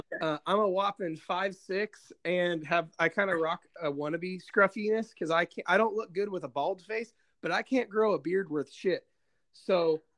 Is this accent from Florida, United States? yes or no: no; Indiana, United States; I'm from Indiana. I live in a town south of Indianapolis.